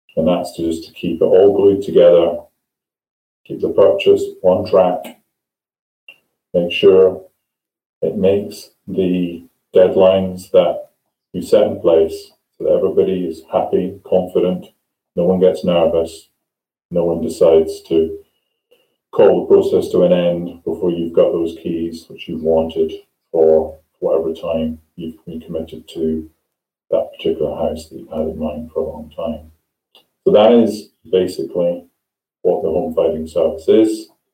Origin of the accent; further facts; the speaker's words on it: Scotland, United Kingdom; now in England; I come from Scotland